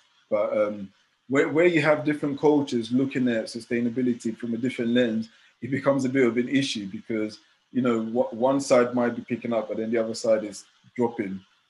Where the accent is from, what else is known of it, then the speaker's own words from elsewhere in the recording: Ghana; moved away; I'm originally from Ghana